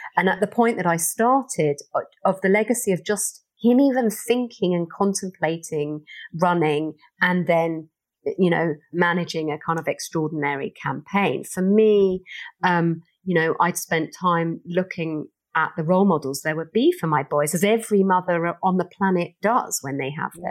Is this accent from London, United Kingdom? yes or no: yes; London, United Kingdom; I grew up in Stockwell